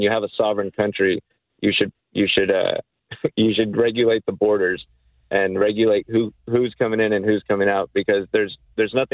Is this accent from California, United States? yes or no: no; Corpus Christi, Texas, United States; also born or lived in Mexico; now in Austin, United States; I'm from Corpus Christi, Texas